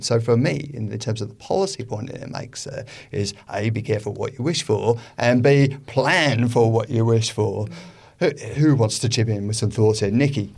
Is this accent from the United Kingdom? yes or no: yes; United Kingdom; now in Australia; as we are from Britain originally